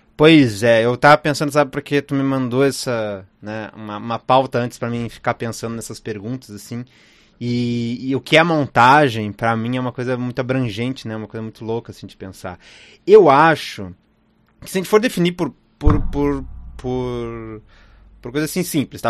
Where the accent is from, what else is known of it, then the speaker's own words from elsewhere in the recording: Rio Grande do Sul, Brazil; eu sou do Rio Grande do Sul